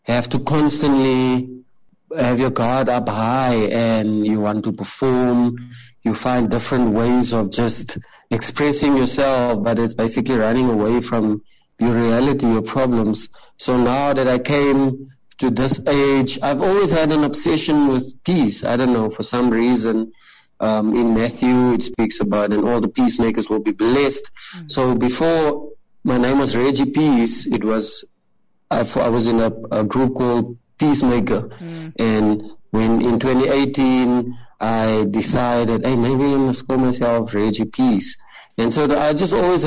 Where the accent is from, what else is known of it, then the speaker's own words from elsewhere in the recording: Gqeberha, Eastern Cape, South Africa; I grew up in a very impoverished community in PEE, well, now Kaberga, in Shorterville